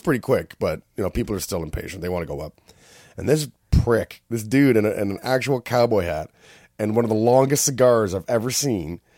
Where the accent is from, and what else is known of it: Canada; accent: Canadian; also born or lived in Whistler